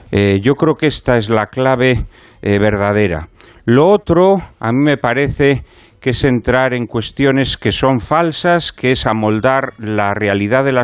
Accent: Madrid, Community of Madrid, Spain; Pero me crié en San Fermín, un barrio de la periferia sur de Madrid. Y en mi familia no hay ningún tipo de contacto con el mundo cultural ni nada que se le parezca.

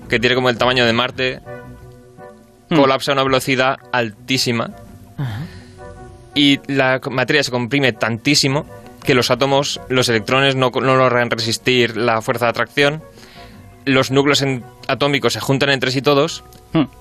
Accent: Elche, Valencian Community, Spain; Yo soy de Elche.

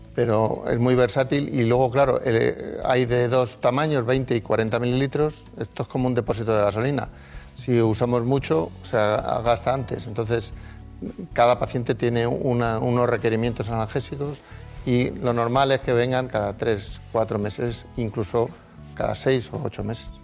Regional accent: Madrid, Community of Madrid, Spain; yo nací en Madrid, pero eh, los orígenes de mis padres en, en Palencia.

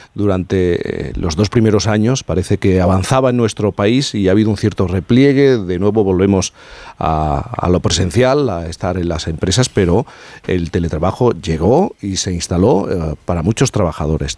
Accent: Spain; Yo como español

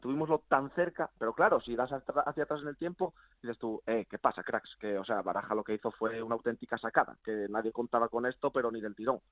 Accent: Spain; como español que soy

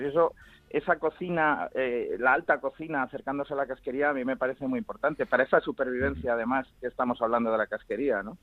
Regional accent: Spain; somos los españoles que más, que más consumimos casquería

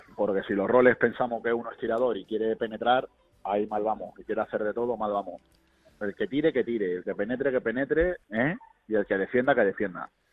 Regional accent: Málaga, Andalusia, Spain; moved away as an adult; also born or lived in South America; now in Hungary; Soy demasiado malagueño, pero universal

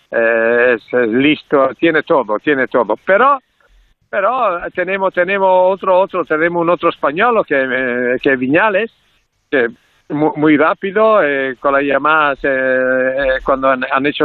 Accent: Italy; Spanish is a second language

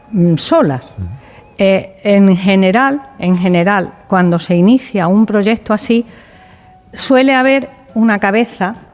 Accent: Seville, Andalusia, Spain; Eh, yo vengo de Sevilla y antes he, pertenecido a un proyecto

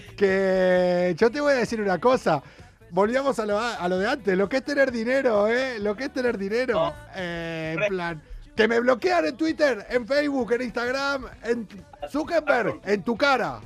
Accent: Argentina; now in Spain; los argentinos

